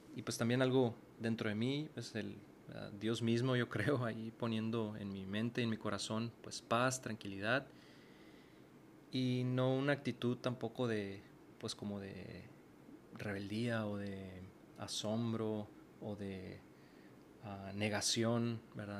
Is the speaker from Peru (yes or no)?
no; Mexicali, Baja California, Mexico; moved away as an adult; now in Monterrey, Mexico; yo soy originario de Mexicali, Baja California y tengo ya varios años viviendo en la ciudad de Monterrey